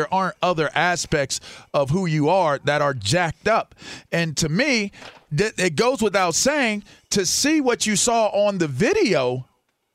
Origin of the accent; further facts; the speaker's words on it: Pittsburgh, Pennsylvania, United States; the community that I grew up in Pittsburgh